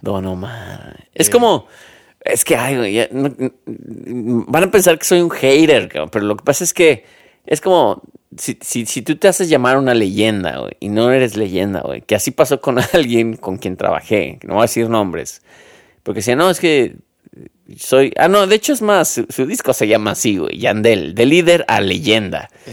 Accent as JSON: {"language": "Spanish", "country": "Mexico", "said": "yo te lo digo como un, mexicano más"}